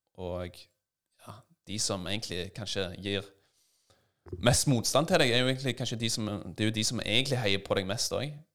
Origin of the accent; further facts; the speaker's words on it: Stavanger, Rogaland, Norway; Jeg vokste opp i Stavanger